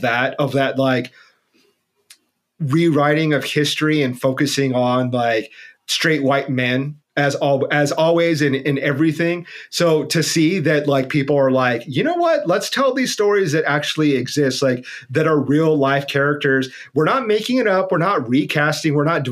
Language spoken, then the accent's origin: English; Tucson, Arizona, United States; growing up in the Southwest, like in specifically in Tucson, and being so close to Tombstone